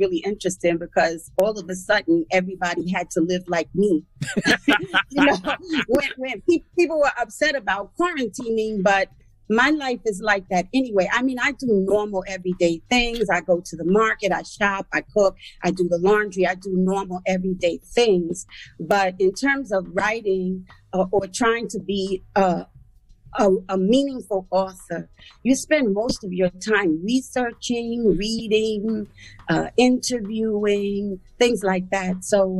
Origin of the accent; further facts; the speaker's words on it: Bronx, New York, United States; And for the first part of my life, I grew up in the Bronx. First, I was on Crows Avenue in a house, and my parents divorced, and I was in the projects in Throgs Neck.